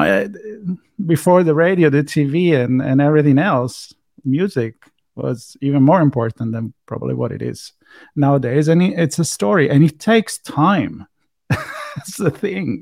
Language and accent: English; Italy; accent: Italian; my Italian accent